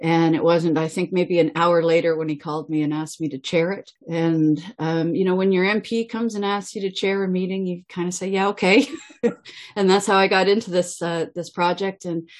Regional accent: Caledonia, Ontario, Canada; now in Brantford, Canada; I grew up in Caledonia, and I've moved to Brantford in 1993.

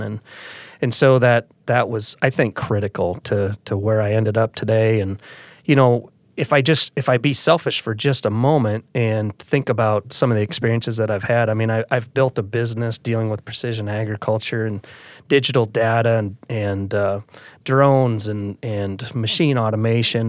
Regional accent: Calhoun County, Iowa, United States; I grew up in Calhoun County, and I'm a fifth generation family farmer

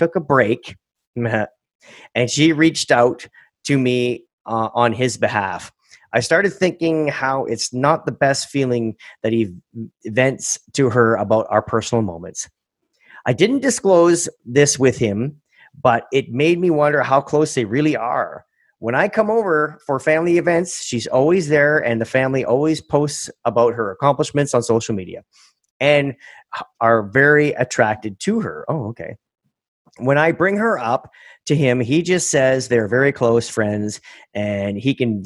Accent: Canada; I'm fiercely Canadian

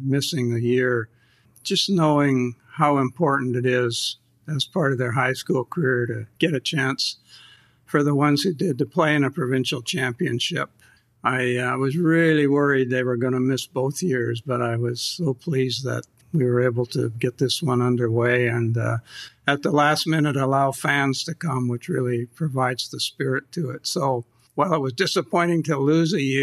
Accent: New Westminster, British Columbia, Canada; I was fortunate to have grown up in New Westminster

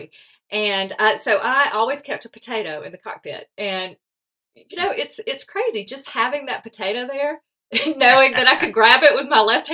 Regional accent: Alabama, United States; accent: Southern drawl; I'm from the South too, so my accent limits me from speaking any foreign language

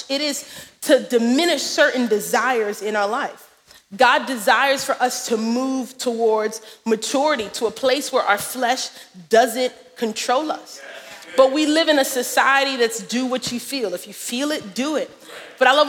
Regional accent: New York City, New York, United States; We are unashamedly from Brooklyn

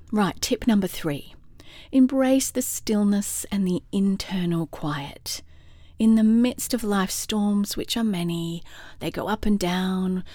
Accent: Australia; moved away as an adult; also born or lived in London, United Kingdom / California, United States; now in Atlanta, United States; Now I'm an Aussie in Atlanta, Georgia, U S

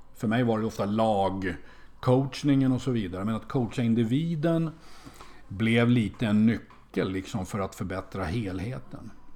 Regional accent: Sweden; som svensk

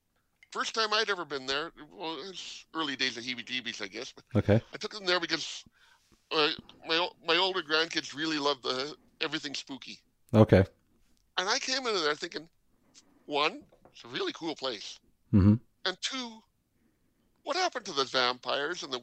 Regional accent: Winnipeg, Manitoba, Canada; a Winnipegger, a person born and raised in Manitoba

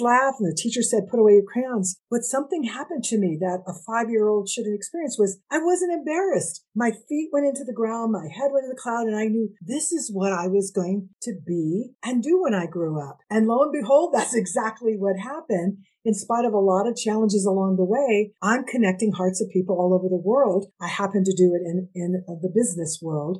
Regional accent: United States; I'm half Indigenous, Nahua, which people know as Aztec, and I'm Mexican American.

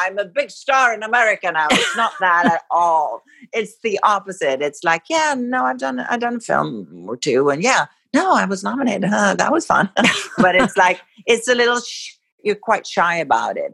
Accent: Sweden; moved away; growing up in Sweden

